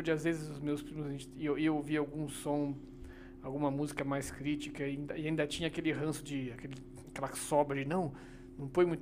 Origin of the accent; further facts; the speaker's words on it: Brazil; Sou, sou, sou do interior aqui do lado, né? Sou, sou de Bragança. Ah, né? Bragança, Então, É, é, então eu cresci aí naquela vida de cidade pequena